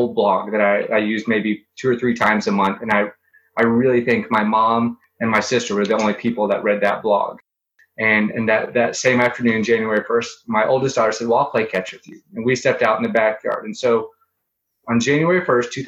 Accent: Springfield, Missouri, United States; I'm from Springfield, Missouri.

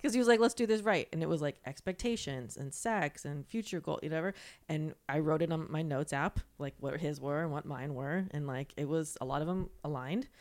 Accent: Florida, United States; moved away; I'm from Florida

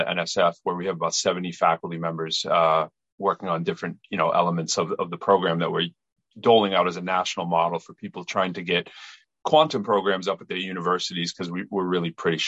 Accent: Lowell, Massachusetts, United States; moved away; also born or lived in Chelmsford, Massachusetts; I'm from Massachusetts. I'm originally from Lowell. Went to Chelmsford High School, moved back to Lowell to go to UMass Lowell for undergrad and my master's in math. And later I taught at Lowell High

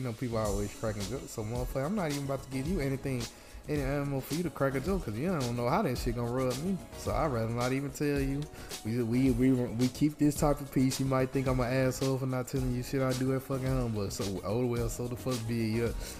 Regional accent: Mississippi, United States; moved away; I'm from Mississippi

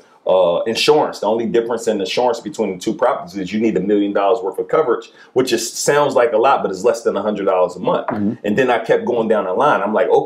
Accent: Philadelphia, Pennsylvania, United States; Like, I'm from West Philly, so we say we're looking for areas that are kind of close to the hood.

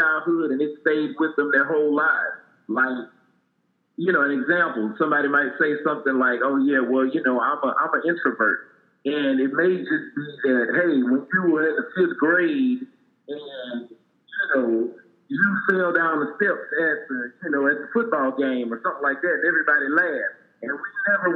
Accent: Port Arthur, Texas, United States; my life growing up in Port Arthur, Texas

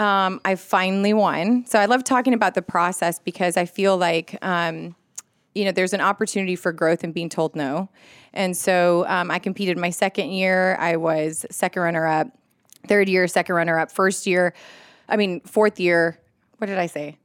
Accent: Laredo, Texas, United States; moved away as an adult; also born or lived in Austin, Texas; now in Augusta, United States; I was born and raised in Laredo, Texas, which is on the border of Mexico.

